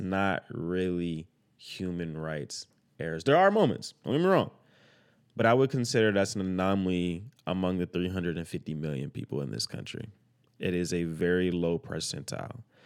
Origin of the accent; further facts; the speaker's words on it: El Dorado, Arkansas, United States; also born or lived in Orlando, Florida; I'm from El Dorado, Arkansas